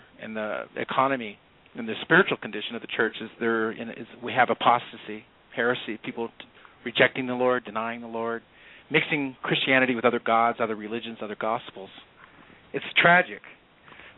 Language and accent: English; Orange County, California, United States; I was from Orange County, California.